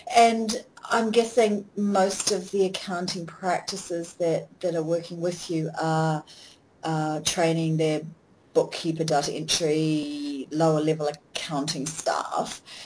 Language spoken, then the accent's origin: English; New Zealand; I'm a New Zealander, a Kiwi